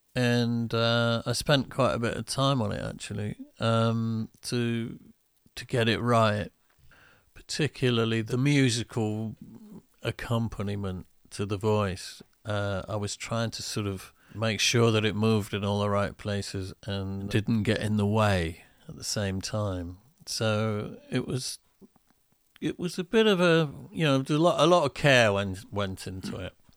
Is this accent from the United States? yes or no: no; United Kingdom; I'm only British in the sense that my body was born here.